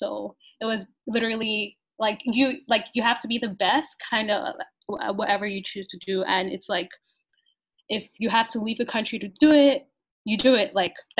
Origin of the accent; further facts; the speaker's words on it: Nigeria; also born or lived in Chicago, United States; now in Houston, United States; I grew up in Nigeria, across like two cities. I went to Northwestern and studied chemical engineering there. And currently I'm in Houston working as an engineer.